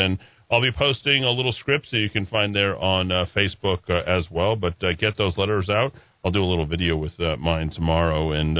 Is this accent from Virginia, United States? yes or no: no; Arkansas, United States; now in Artesia, United States; from Artesia. I've been in New Mexico for 17 months. I'm from Arkansas